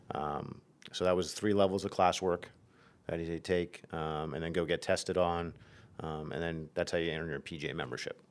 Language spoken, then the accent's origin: English; Nazareth, Pennsylvania, United States; I grew up in Nazareth, so I was twenty, twenty-five minutes away from home.